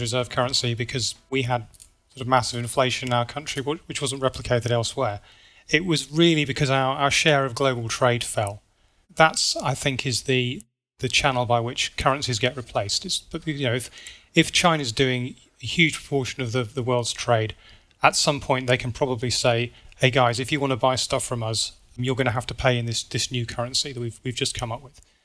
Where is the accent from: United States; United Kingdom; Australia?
United Kingdom; So I'm British